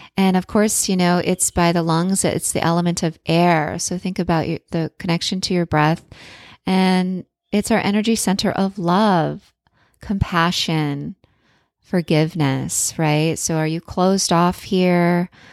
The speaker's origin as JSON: {"language": "English", "region": "Florida", "country": "United States", "tie": "born or raised there", "said": "I was born in the Sunshine State"}